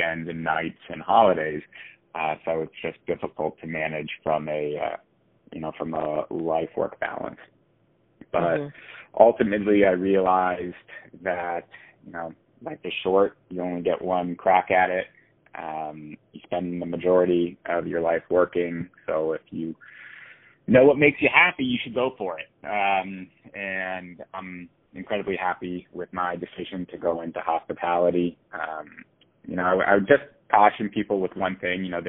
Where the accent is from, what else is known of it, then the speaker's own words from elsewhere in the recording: Miami, Florida, United States; I love growing up in Miami